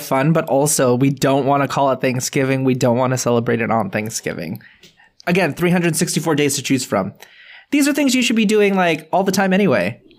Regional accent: United States; Filipino Americans

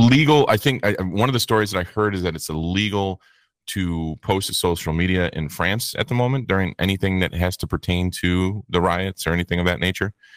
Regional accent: United States; being in America, we're American-centric

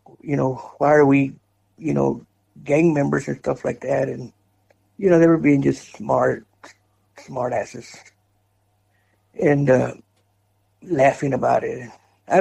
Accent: West Texas, United States; also born or lived in Houston, Texas; I was born and raised in West Texas, somewhere between Amarillo and Odessa.

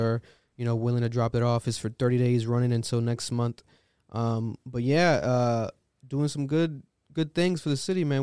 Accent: Providence, Rhode Island, United States; we're from Providence, Rhode Island

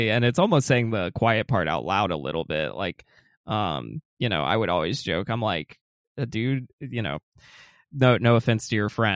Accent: Atlanta, Georgia, United States; I'm from Atlanta, I'm from the South. It gets insanely hot down here.

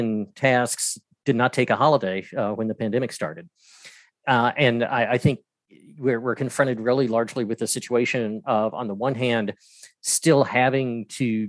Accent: Atlanta, Georgia, United States; moved away as an adult; now in Greensboro, United States; I'm originally from Atlanta, Georgia.

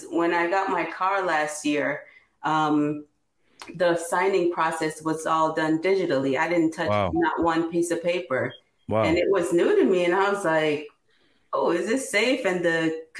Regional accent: Jamaica; now in Newark, United States; When I grew up in Jamaica

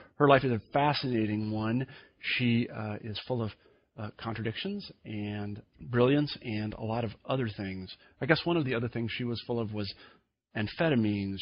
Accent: Kansas, United States; When I was a young man growing up in Kansas

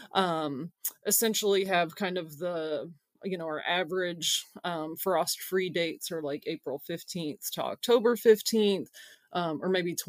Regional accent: Madison County, Kentucky, United States; I'm actually from Madison County, Kentucky, the same county that Berea College is

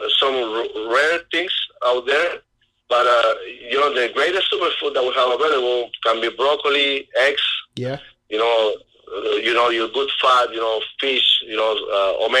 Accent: Chile; growing up in Chile

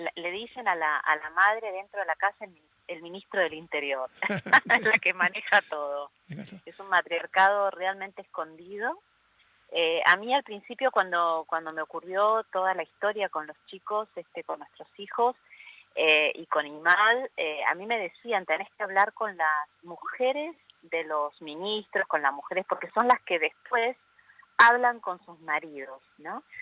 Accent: Argentina; moved away

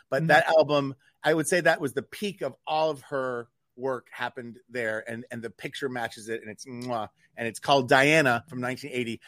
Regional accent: Newport, New Hampshire, United States; in my hometown, Newport, New Hampshire, growing up

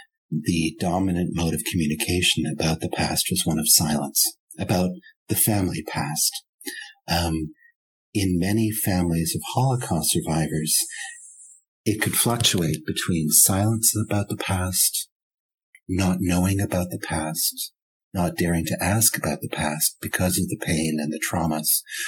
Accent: Vancouver, British Columbia, Canada; third generation Germans like myself, growing up in Vancouver

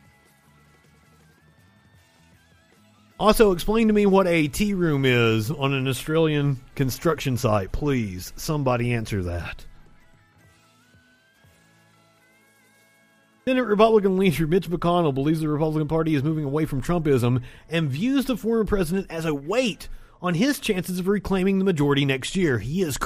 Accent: the South, United States; accent: Southern; my Southern accent

